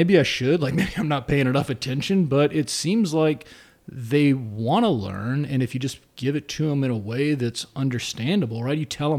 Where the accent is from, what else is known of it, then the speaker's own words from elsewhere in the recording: Greenville, South Carolina, United States; born there; also born or lived in Spartanburg / Columbia; So I was born in South Carolina. I was born in Greenville, lived in Spartanburg for a while. Then moved to Columbia.